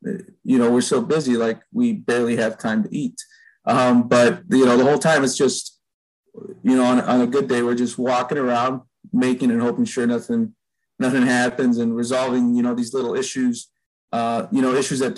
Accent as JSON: {"language": "English", "town": "Chicago", "region": "Illinois", "country": "United States", "tie": "born or raised there", "said": "I grew up in Albany Park, which is not too far from the ballpark"}